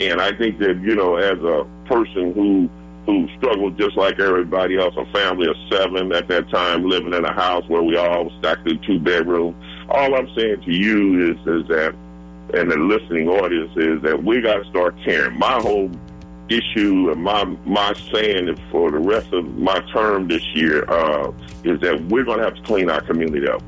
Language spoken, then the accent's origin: English; United States; where I grew up at over on Clifton, which is right off between Dr. Martin Luther King